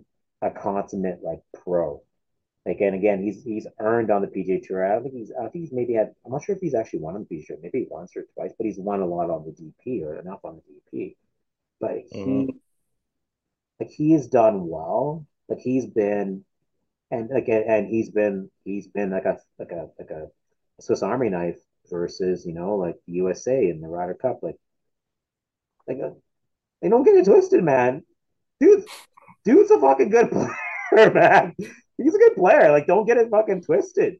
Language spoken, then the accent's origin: English; Canada; I'm Canadian